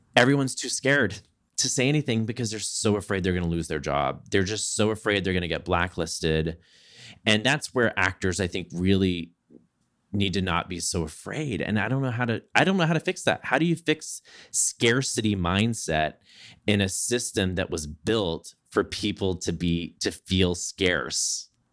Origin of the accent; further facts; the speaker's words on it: Southeast Texas, United States; I grew up in Southeast Texas.